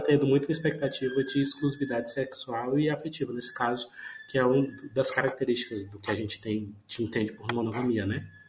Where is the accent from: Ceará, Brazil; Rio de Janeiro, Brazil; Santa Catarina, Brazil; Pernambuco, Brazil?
Ceará, Brazil; Paracuru; also born or lived in Fortaleza; eu estou morando é, em Paracuru, que é, uma, é a minha cidade natal